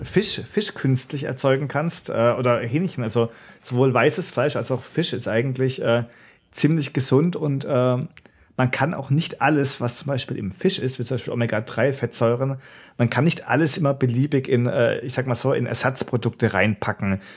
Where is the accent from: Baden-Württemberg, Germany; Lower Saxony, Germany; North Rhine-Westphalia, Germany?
Baden-Württemberg, Germany; Karlsruhe; ich bin ja in Karlsruhe aufgewachsen, war da in der Schule, dann später auch zum Studieren